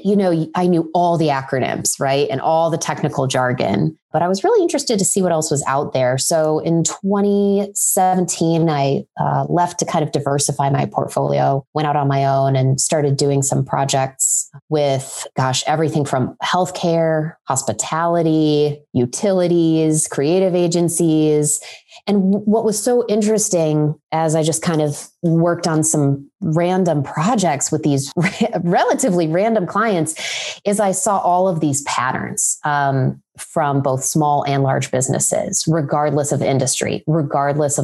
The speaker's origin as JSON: {"language": "English", "region": "Ohio", "country": "United States", "tie": "born or raised there", "said": "I grew up in Ohio, so I'm a fellow Midwesterner"}